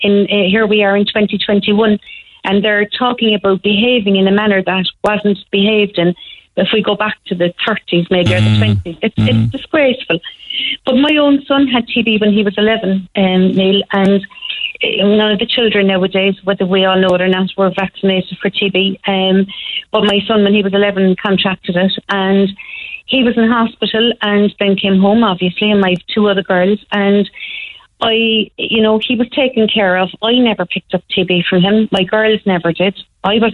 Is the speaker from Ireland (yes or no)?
yes; Cork, Munster, Ireland; now in Sweden; I came from Greenmount originally